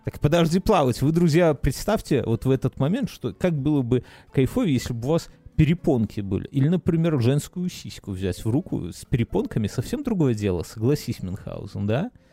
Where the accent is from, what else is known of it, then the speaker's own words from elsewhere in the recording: Belarus; moved away; я, как человек, который выехавший из Беларуси